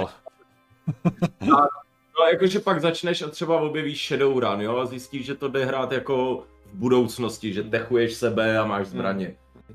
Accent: Prague, Czechia; my jsme z Prahy

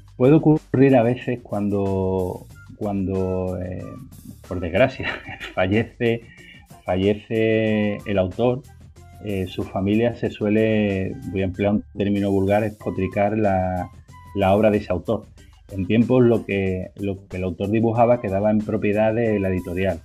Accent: Spain; nosotros que somos españoles

